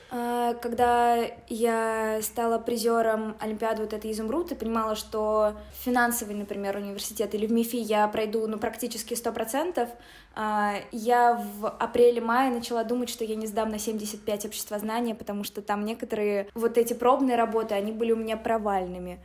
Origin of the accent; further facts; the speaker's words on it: Nizhny Novgorod, Nizhny Novgorod Oblast, Russia; moved away as an adult; now in Moscow, Russia; я из Нижнего Новгорода, училась вместе с Ваней в сороковом лицее